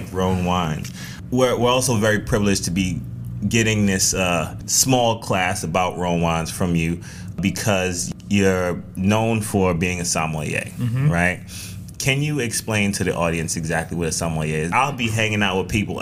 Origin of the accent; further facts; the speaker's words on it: New York City, New York, United States; growing up in the Bronx